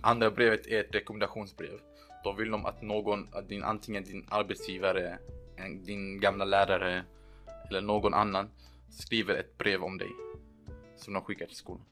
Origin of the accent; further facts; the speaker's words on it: Lund, Skåne, Sweden; also born or lived in Erbil, Iraq; now in Riga, Latvia; Jag kom till Sverige när jag var två år. Vi, vår familj flydde under Saddams tid. Sen dess har jag växt upp i Lund